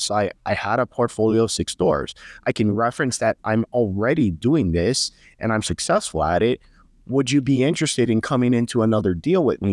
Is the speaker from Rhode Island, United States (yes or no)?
no; Hawaii, United States; I'm from Hawaii, so, you know, it's very high cost of living